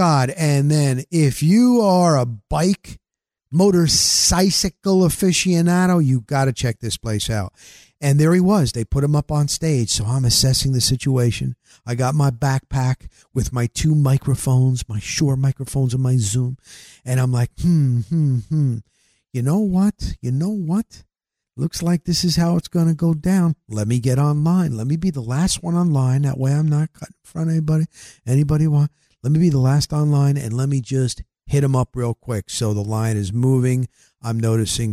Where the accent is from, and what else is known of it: New Jersey, United States